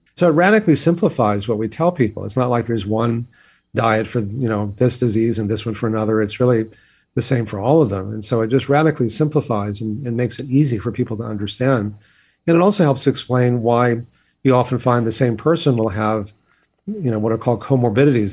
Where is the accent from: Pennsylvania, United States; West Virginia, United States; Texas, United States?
Texas, United States; I grew up in Texas where exercise was always punishment